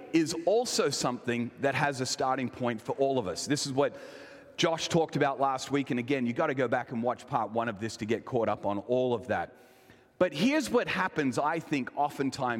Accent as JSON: {"language": "English", "town": "Elizabeth", "region": "South Australia", "country": "Australia", "tie": "born or raised there", "said": "I was born in this area and kind of raised in what I would say is probably one of the most famous or infamous parts of Australia, in Elizabeth, South Australia"}